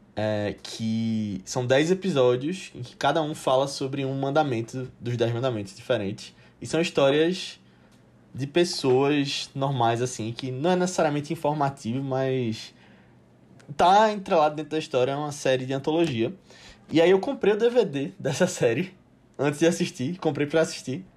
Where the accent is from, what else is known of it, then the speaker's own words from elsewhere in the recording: Brazil; nós somos brasileiros falando aqui